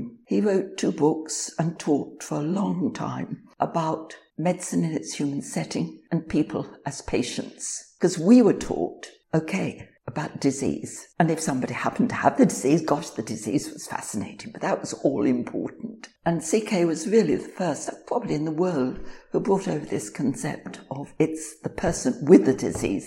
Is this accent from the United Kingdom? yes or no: yes; London, United Kingdom; accent: Cockney; also born or lived in Vale of Glamorgan, Wales; now in Wales, United Kingdom; I'm a Cockney kid, born in Plaistow, West Ham